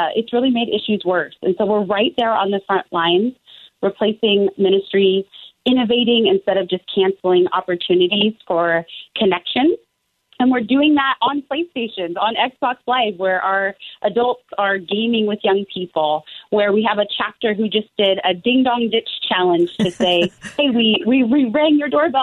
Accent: Portland, Oregon, United States; I was born and raised in Portland

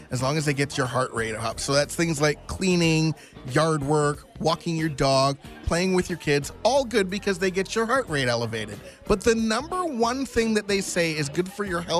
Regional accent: Calgary, Alberta, Canada; growing up in Southeast Calgary and going to high school downtown at St. Mary's

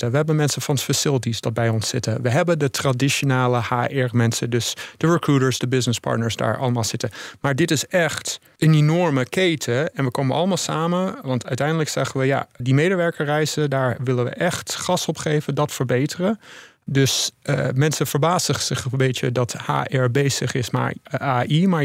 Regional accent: Netherlands; born there; moved away; also born or lived in United States; ik ben geboren in Nederland, maar ik heb eh, heel lang in het buitenland eh, gewoond. In Amerika specifiek.

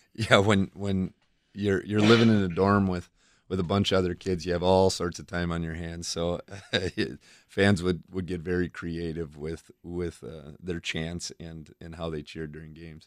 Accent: Fort Atkinson, Wisconsin, United States; also born or lived in Oconomowoc, Wisconsin / Watertown, Wisconsin; when I was five years old, we, we moved to Fort Atkinson

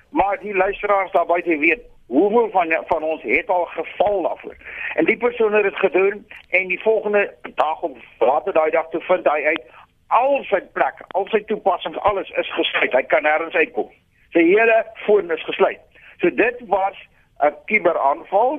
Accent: South Africa; ons as Suid-Afrikaners is gelukkig

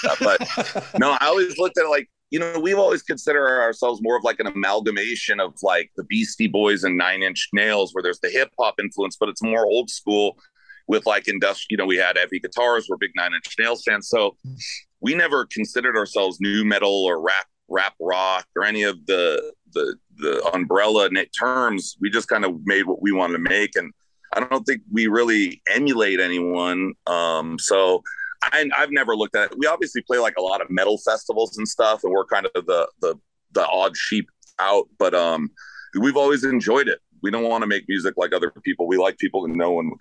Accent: Los Angeles, California, United States; where you live is where I grew up.

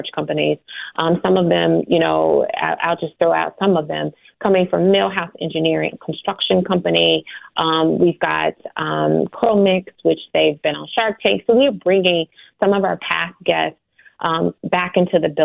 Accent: Chicago, Illinois, United States; I'm born and raised in Chicago on the, you know, low end of Chicago

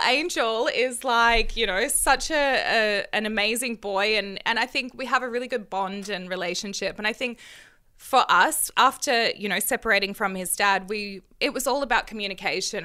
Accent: Australia; I'm Australian

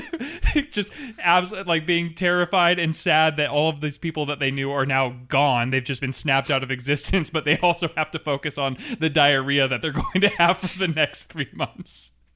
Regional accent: Seattle, Washington, United States; I'm from Seattle

